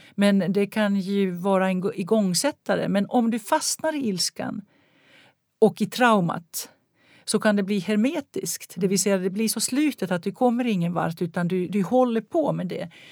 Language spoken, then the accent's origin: Swedish; Helsinki, Uusimaa, Finland; jag växte upp i Helsingfors